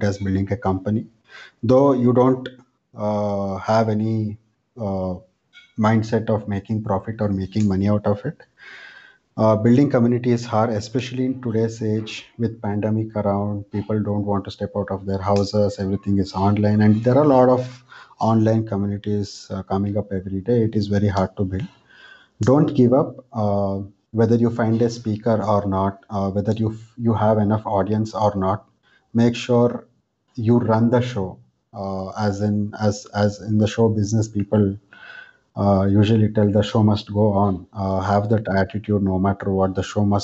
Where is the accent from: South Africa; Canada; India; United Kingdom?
India; Mysore, Karnataka; now in Bangalore, India; I am from Mysore, India, a small town in India. And right now I am based out of Bangalore